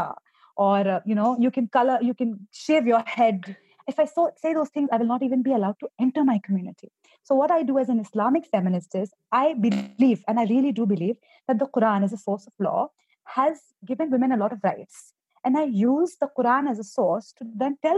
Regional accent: India; I am an Indian Muslim woman. I come from a country which has a 14% Muslim population

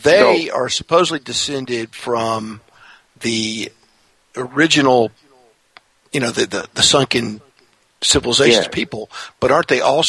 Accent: Honolulu, Hawaii, United States; I was born in Honolulu in 1961

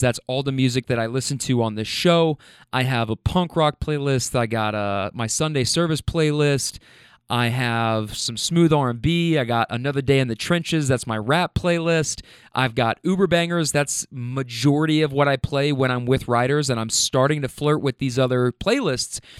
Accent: Louisville, Kentucky, United States; also born or lived in California; now in Louisville, United States; I'm from Kentucky

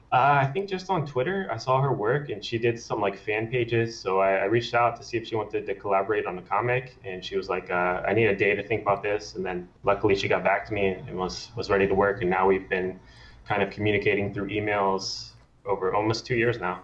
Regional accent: Maryland, United States; moved away as an adult; now in California, United States; I am from Maryland, um, and then I moved out to California on my own when I was 19

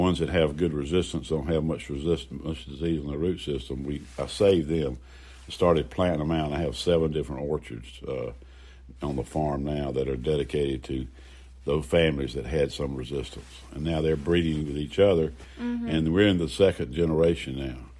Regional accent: Greenville, United States; I was born in Greenwood Memorial Hospital downtown Greenville

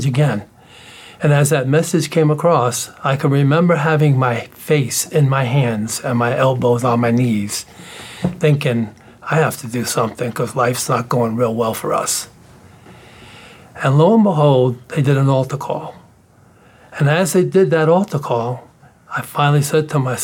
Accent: New York City, New York, United States; I'm from the South Bronx

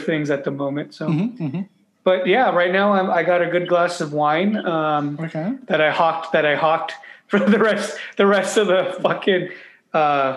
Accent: United States; As an American

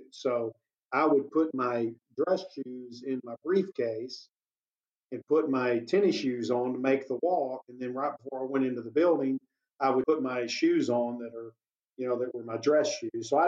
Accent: Maybank, Texas, United States; I'm from Maybank, Texas. My family's from Maybank, Texas, and and I try, I, my dad moved around a lot, but when I got out of high school, I moved back to my home area

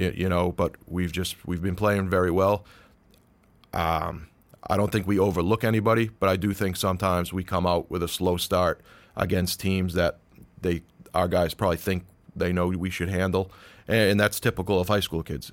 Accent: Peabody, Massachusetts, United States; I grew up in the North Shore. I grew up in Peabody

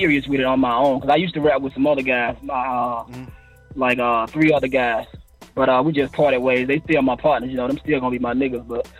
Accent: Prichard, Alabama, United States; Well, I'm from originally I'm from Pritchard, Alabama. That's where I live pretty much all my life. I'm actually still here.

